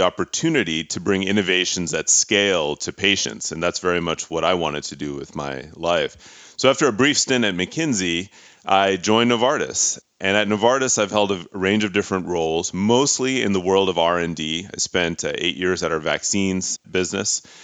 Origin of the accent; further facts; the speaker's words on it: Pittsburgh, Pennsylvania, United States; moved away; I'm a son of immigrant parents from India. I grew up in Pittsburgh, Pennsylvania